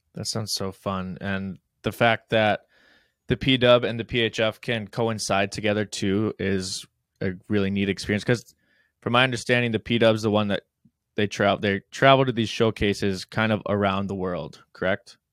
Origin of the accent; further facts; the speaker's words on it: Midwest, United States; We're from the Midwest